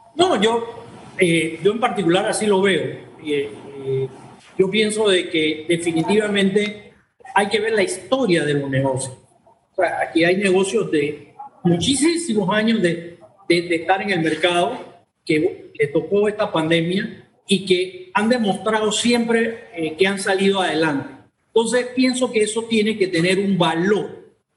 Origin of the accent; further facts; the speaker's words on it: Panama; te hablo como panameño